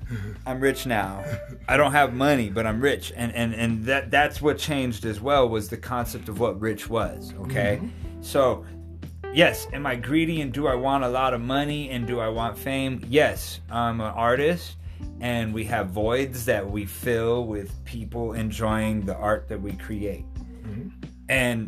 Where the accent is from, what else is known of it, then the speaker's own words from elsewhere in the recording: Albuquerque, New Mexico, United States; I'm from Albuquerque. Mm-hmm. You know what I mean, dude? Mm-hmm. And so you have always stayed, I am from Albuquerque.